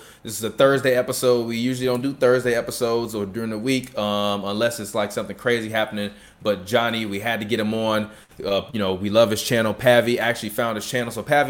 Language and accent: English; Chicago, Illinois, United States; we just grew up in Chicago, you know, just growing up in Chicago.